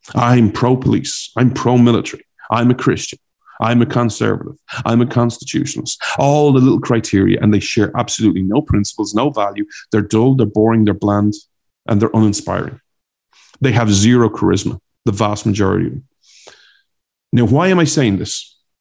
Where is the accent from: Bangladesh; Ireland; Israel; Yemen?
Ireland; accent: Irish; now in United States; my Irish accent